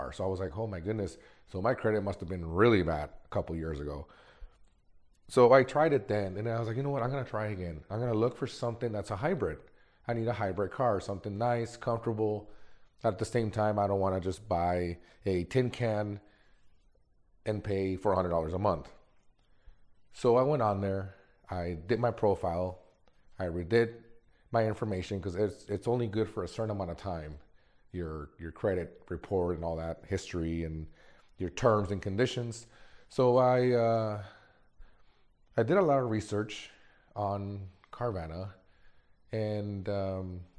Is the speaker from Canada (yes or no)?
no; Mexico; born there; I was born in Mexico, Mexican parents, and never in my life did I ever think that I was going to have a life like this.